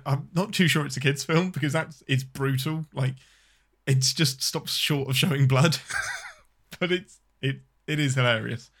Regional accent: England, United Kingdom; I'm your Englishman

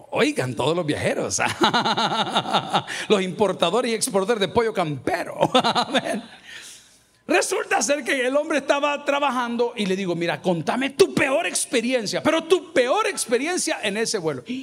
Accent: El Salvador; yo que soy salvadoreño

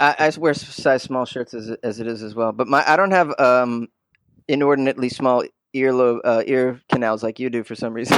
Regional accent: 25 miles north of Boston, Massachusetts, United States; moved away as an adult; also born or lived in New York; now in Los Angeles, United States; I was born and raised in Massachusetts, uh, about 25 miles north of Boston

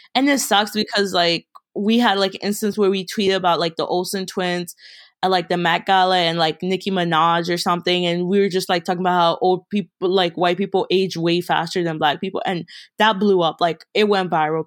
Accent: Baltimore, Maryland, United States; also born or lived in Kenya; I'm from Baltimore, Maryland, but originally I'm from Kenya. I came to America when I was four

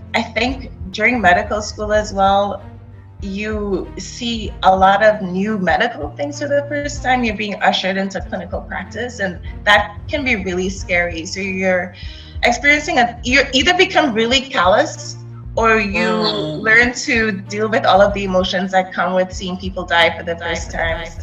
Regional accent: Trinidad & Tobago; I grew up in Trinidad.

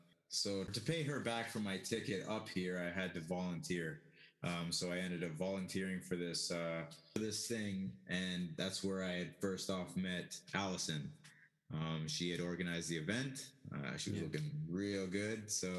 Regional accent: Toronto, Ontario, Canada; also born or lived in Ottawa; now in Yukon, Canada; I'm originally from Toronto. I've lived all over Canada, but from Ottawa, I ended up moving back to Toronto, going to school. You know, life took me to the Yukon. I've been here for 12 plus years now.

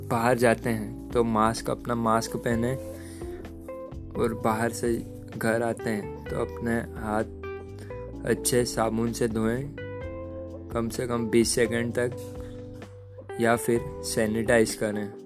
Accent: Madhya Pradesh, India; मैं मध्य प्रदेश से हूँ

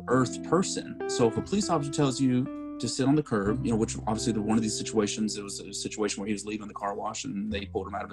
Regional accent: Lubbock, Texas, United States; now in Dallas, United States; I grew up in West Texas. I'm from Lubbock

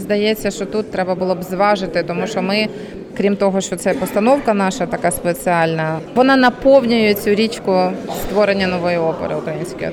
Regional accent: Kyiv, Ukraine; я як киянка

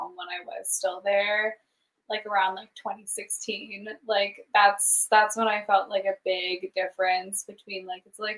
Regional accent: Idaho, United States; moved away as an adult; now in Seattle, United States; I'm like, from Idaho.

